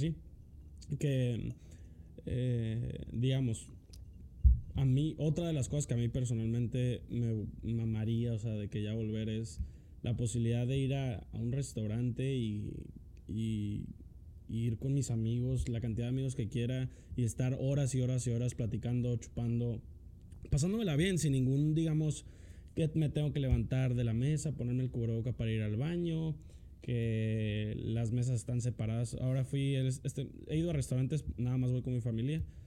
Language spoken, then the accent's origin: Spanish; Mexico; nosotros como mexicanos, vamos a llamarnos, o sea, pues sí, mexicanos